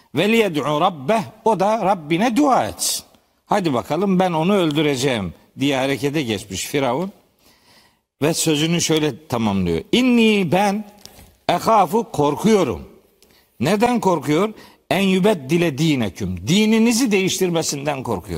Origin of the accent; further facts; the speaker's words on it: Trabzon, Turkey; bizim Trabzonluların bir fıkrası var